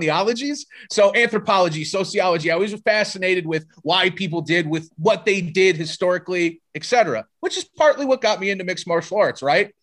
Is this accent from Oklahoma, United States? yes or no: no; South Bend, Indiana, United States; now in Las Vegas, United States; I grew up in South Bend